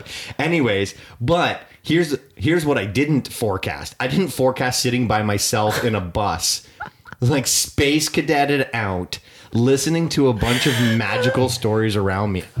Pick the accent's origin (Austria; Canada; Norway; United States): Canada; I am Canadian